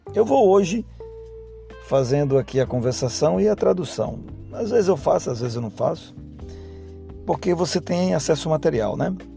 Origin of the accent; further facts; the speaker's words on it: Brazil; accent: Brazilian; com o meu sotaque brasileiro